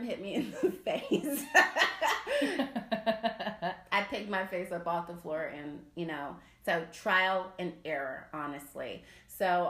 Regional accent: South Carolina, United States; I'm from South Carolina, so I'm a Southern lady like you

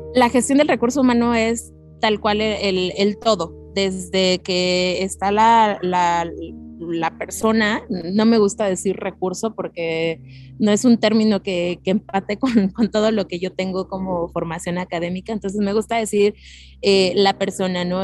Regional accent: State of Mexico, Mexico; also born or lived in Hidalgo (parents' origin); now in Mexico City, Mexico; yo nací en Ciudad de México, radiqué por 30 años en el Estado de México

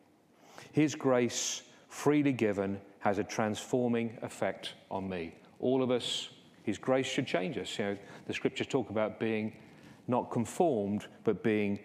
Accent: England, United Kingdom; those of us who are English

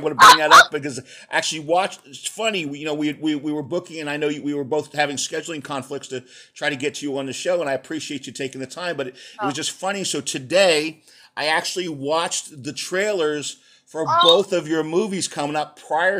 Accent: outside of Philadelphia, Pennsylvania, United States; also born or lived in San Antonio, Texas; I'm a Texas boy, you know, San Antonio boy originally, but I grew up in Pennsylvania outside of Philly.

